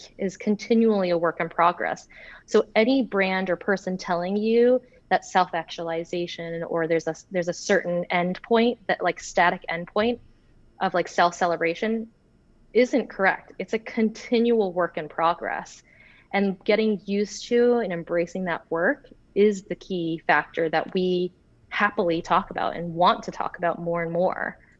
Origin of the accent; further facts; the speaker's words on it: North Carolina, United States; also born or lived in Florida; I grew up in North Carolina. Well, I was born in Florida. Then we moved to North Carolina. So like, I used to have like a Southern accent, say y'all and all that stuff.